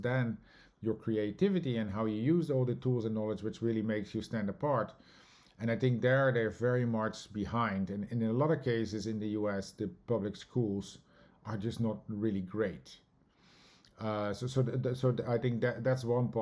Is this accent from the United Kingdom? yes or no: no; Netherlands; moved away as an adult; now in New York, United States; myself growing up in the Netherlands